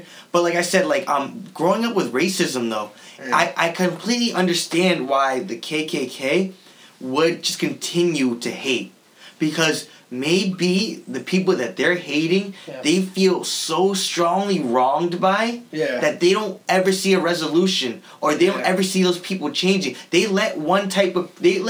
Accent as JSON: {"language": "English", "town": "Sleepy Hollow", "region": "New York", "country": "United States", "tie": "born or raised there", "said": "I grew up in Sleepy Hollow"}